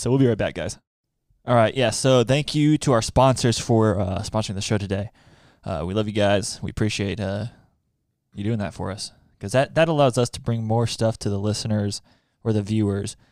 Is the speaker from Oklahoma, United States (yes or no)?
yes; Oklahoma, United States; Growing up in Oklahoma, Twister was like a rite of passage, like you had to watch that to be an Oklahoman